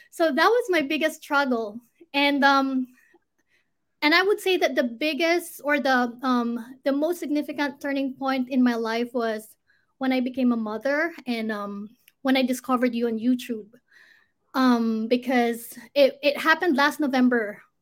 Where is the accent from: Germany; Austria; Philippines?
Philippines; English is a second language; moved away as an adult; now in United States; I'm originally from the Philippines, but I've been living in the U.S. for almost eight years now.